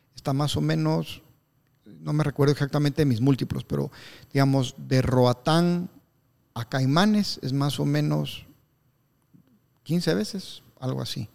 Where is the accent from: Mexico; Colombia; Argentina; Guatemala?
Guatemala; Yo como soy chapín